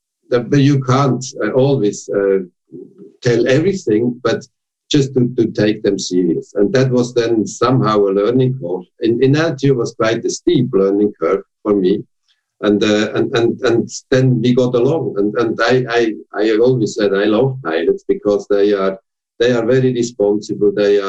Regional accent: Switzerland; now in Germany; And when I came from Switzerland, where you have almost no unions, to Germany, and I got the CEO at LTU, that was really a total rethinking

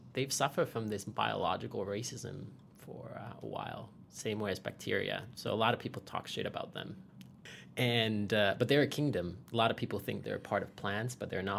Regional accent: Finland; I was born and raised in Finland, so I'm a 13th generation family farmer out of there.

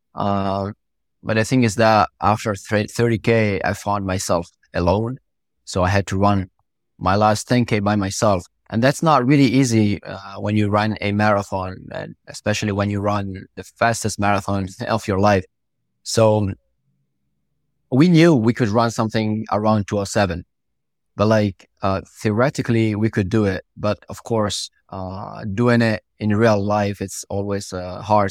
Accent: Italy; first language Italian; English is a second language; also born or lived in Morocco; I was actually born from Morocco and I moved to Italy when I was two years old. And I grew up in Italy. I, I went to school in Italy. So my first language is Italian.

